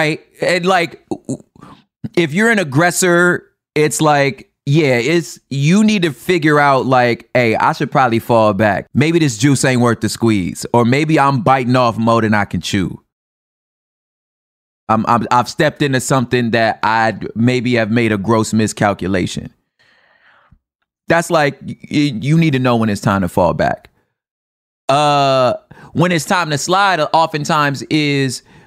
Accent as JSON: {"language": "English", "region": "the West", "country": "United States", "said": "because I'm from the West"}